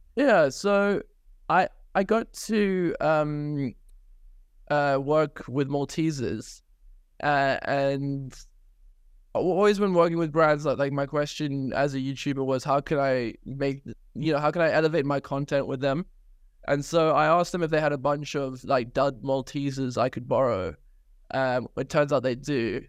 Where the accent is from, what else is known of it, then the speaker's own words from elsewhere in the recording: South Africa; now in United Kingdom; I grew up in South Africa, had an incredible childhood